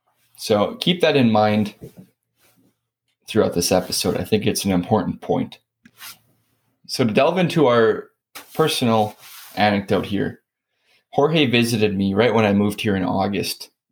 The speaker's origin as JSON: {"language": "English", "region": "North Midwest", "country": "United States", "moved": "as an adult", "lives_now": "Fayetteville, United States", "said": "I'm from the North Midwest."}